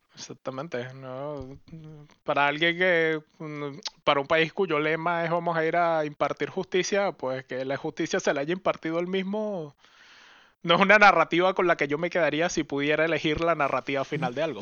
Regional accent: Venezuela; moved away as an adult; also born or lived in Caracas / Oxford; now in Europe; Yo salí de Venezuela, me fui

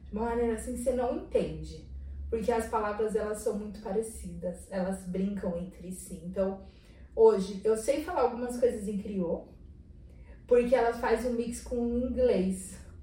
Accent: Brazil; de onde vocês são? A gente falava Brasil

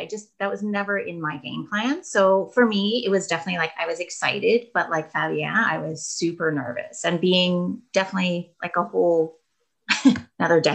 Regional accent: Kingston, Ontario, Canada; moved away as an adult; also born or lived in Australia; I am originally from Kingston

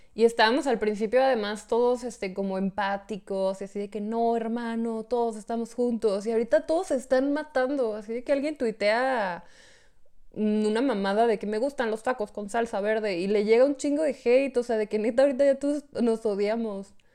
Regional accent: Hidalgo del Parral, Chihuahua, Mexico; soy de Parral. Yo estoy en Parral

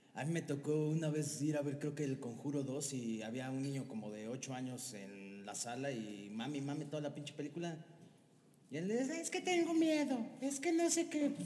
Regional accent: Mexico; los mexicanos somos unos chingones

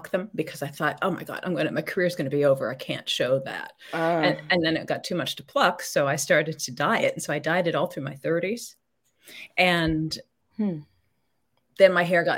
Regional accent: Los Angeles, California, United States; I was born in Hollywood, California

